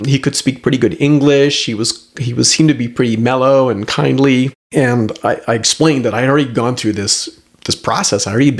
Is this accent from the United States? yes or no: no; Canada; And then I'm explaining, look, I'm Canadian.